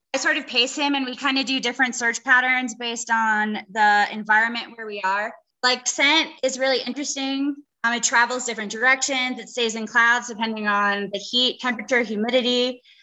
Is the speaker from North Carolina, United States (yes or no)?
yes; North Carolina, United States; We are from North Carolina